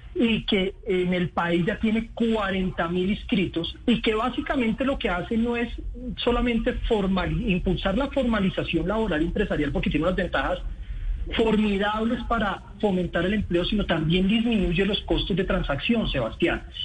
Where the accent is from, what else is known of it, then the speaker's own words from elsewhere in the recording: Colombia; como colombianos